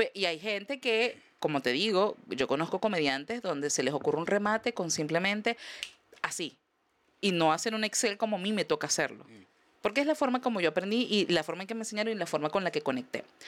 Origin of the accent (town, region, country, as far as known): Venezuela; moved away as an adult